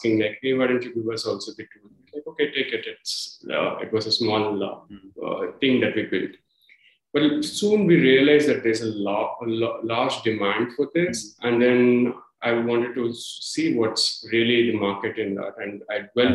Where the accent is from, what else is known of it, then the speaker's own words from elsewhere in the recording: India; moved away as an adult; my home country